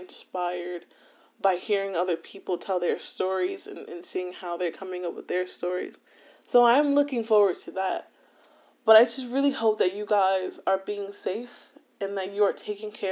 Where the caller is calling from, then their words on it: New Jersey, United States; I'm calling in from New Jersey